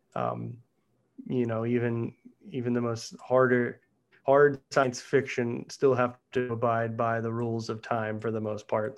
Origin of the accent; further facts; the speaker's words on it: Pittsburgh, Pennsylvania, United States; growing up in Pittsburgh